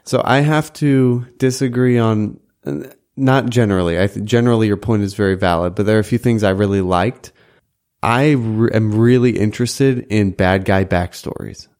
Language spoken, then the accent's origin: English; Chesterfield, Missouri, United States; the Dairy Queen in Chesterfield, Missouri, where I grew up